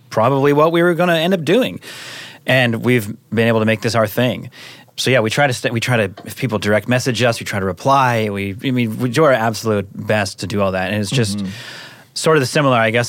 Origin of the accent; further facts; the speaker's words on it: Seattle, Washington, United States; now in Los Angeles, United States; I'm from Seattle mm-hmm. area. Moved